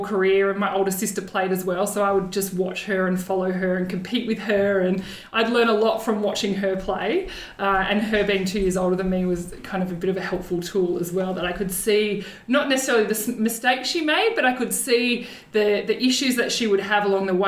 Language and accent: English; Somerville, Victoria, Australia; I grew up on the Mornington Peninsula. I grew up in Somerville